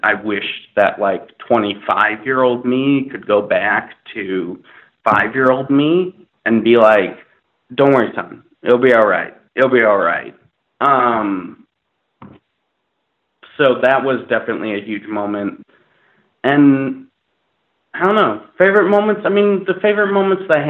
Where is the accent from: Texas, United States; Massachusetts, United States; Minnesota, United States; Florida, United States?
Minnesota, United States; now in Los Angeles, United States; I grew up in Minnesota, in a suburb of Minnesota